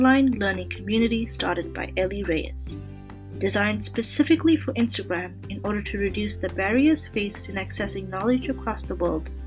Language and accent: English; Canada; I'm a Canadian medical student